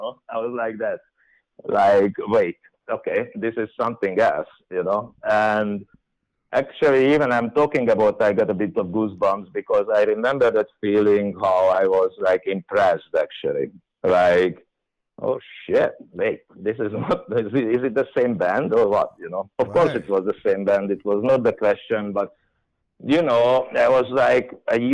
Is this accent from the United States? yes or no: no; Hungary; I came from Hungary